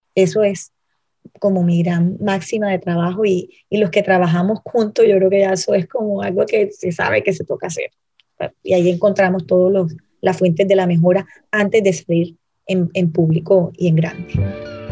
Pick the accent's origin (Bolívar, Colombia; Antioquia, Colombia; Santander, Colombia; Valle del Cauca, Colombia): Bolívar, Colombia; Cartagena; como cartagenera, como colombiana